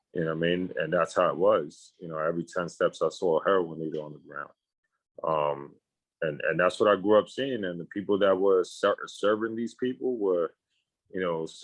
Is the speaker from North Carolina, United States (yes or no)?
no; New York City, New York, United States; I'm from New York City, specifically